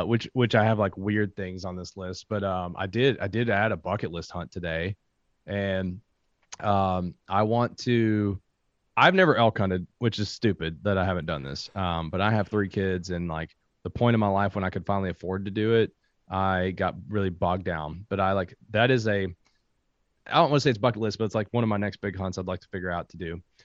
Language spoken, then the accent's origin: English; Kentucky, United States; I am from Kentucky.